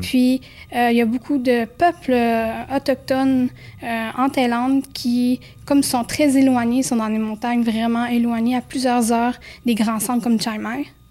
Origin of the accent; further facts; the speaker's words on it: Quebec, Canada; je venais du Québec